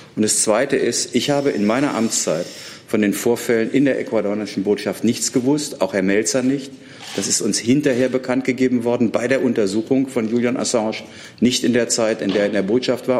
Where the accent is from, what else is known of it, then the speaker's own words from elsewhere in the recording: Germany; das sage ich als Deutscher